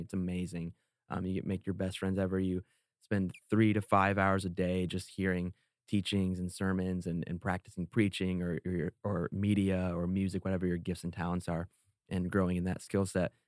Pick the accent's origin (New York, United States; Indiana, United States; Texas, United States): Indiana, United States; moved away as an adult; also born or lived in Iowa; now in California, United States; I am from Indiana, born and raised